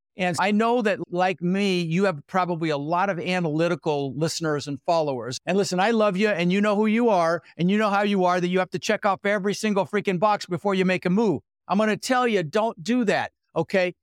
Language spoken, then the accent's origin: English; Denver, Colorado, United States; also born or lived in Netherlands; now in Sarasota, United States; I was born in the Netherlands, wooden shoes, windmills, immigrated when I was six years old with my brother Albert, my mother Zvonta, and we ended up in Denver, Colorado.